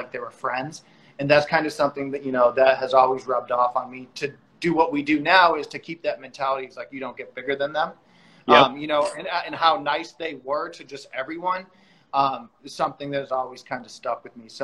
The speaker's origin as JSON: {"language": "English", "region": "East Coast", "country": "United States", "moved": "as an adult", "lives_now": "Los Angeles, United States", "said": "we're both originally from the East Coast and moved out to LA around the same time"}